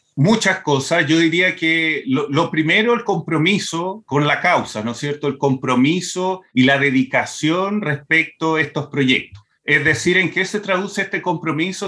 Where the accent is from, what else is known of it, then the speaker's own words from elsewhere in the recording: Brazil; moved away; also born or lived in Chile; crecí en Brasil